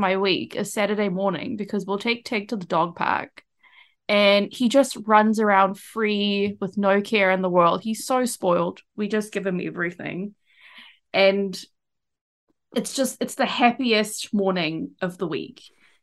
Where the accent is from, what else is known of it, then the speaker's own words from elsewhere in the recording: East Coast, Malaysia; so I went to school in Malaysia and I grew up on the East Coast.